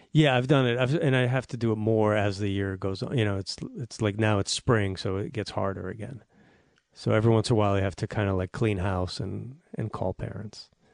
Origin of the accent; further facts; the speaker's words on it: Newton, Massachusetts, United States; outside of Boston, S, uh, Newton, Massachusetts.